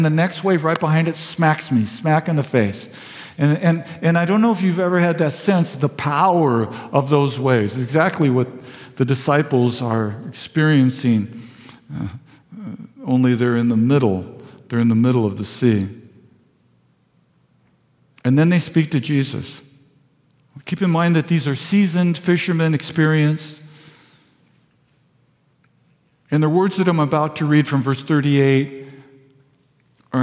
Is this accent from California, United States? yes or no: yes; Vista, California, United States; I was raised in Vista.